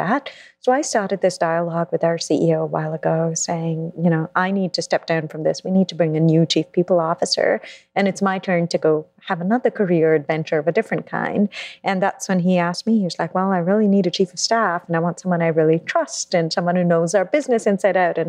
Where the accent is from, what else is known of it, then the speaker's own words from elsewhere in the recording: Mumbai, Maharashtra, India; moved away as an adult; also born or lived in London, United Kingdom; now in New York, United States; I grew up in India, in Mumbai, and then I moved to London for college